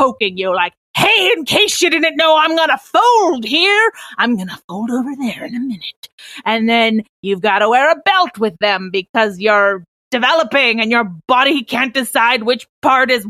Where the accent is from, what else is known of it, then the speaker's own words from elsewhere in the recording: Oklahoma, United States; I grew up in Oklahoma